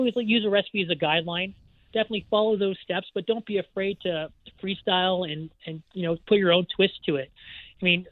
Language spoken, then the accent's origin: English; Ontario, Canada; also born or lived in Vancouver; now in Okanagan, Canada; I was born and raised in Ontario